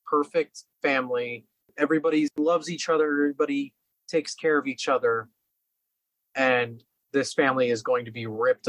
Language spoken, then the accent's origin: English; Los Angeles, California, United States; I'm from LA, you know, I'm from Venice Beach